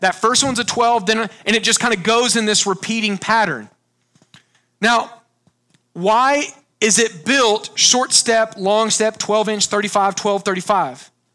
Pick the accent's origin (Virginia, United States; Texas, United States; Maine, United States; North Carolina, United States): Texas, United States; I grew up on Lake Texoma, huge lake, about an hour north of Dallas